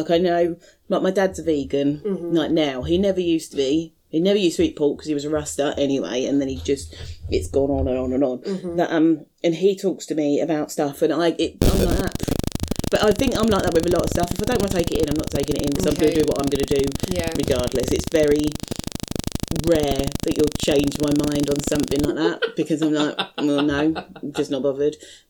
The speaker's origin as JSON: {"language": "English", "country": "United Kingdom", "said": "even like when we go on holiday, then we probably end up, we're very British abroad."}